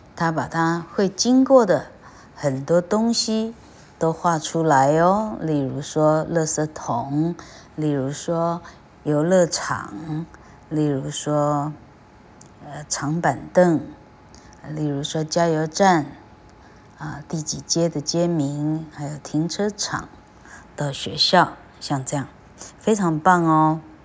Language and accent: Chinese; Taiwan; 我们台湾人一个都没听过